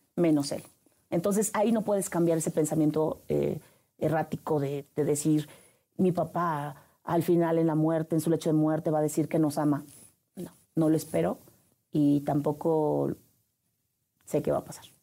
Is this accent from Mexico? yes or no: yes; Huasteca, Veracruz, Mexico; moved away; Nacida en el estado de Veracruz, la perla de la Huasteca, entre la hidalguense y la potosina, a un lado muy cerca de Tamaulipas.